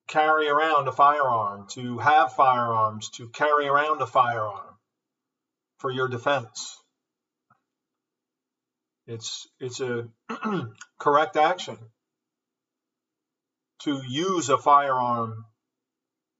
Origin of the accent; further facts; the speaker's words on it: United States; we Americans, I'm from America once again, I know I said that, but I'm going to say it again, I'm from America